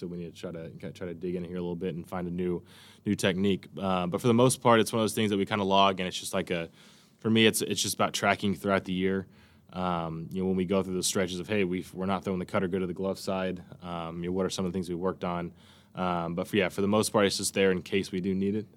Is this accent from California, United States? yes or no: yes; Bakersfield, California, United States; growing up in Bakersfield, there's farms around you everywhere